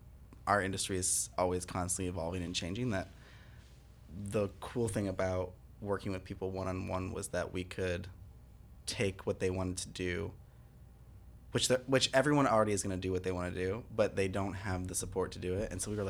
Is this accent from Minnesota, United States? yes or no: no; Michigan, United States; My home state.